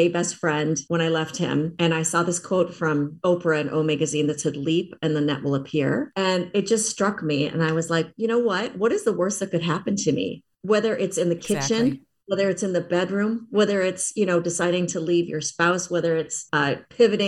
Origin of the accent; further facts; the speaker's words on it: Minnesota, United States; now in Los Angeles, United States; growing up in Minnesota